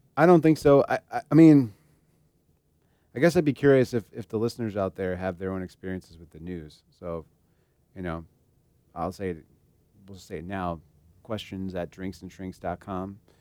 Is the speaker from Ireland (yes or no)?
no; Germany; I was born in Germany